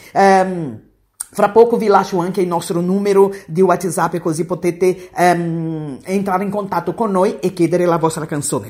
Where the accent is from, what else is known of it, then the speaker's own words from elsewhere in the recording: Bahia, Brazil; Italian is a second language; moved away as an adult; now in Italy; una brasiliana baiana che vive in Italia ormai da più di 30 anni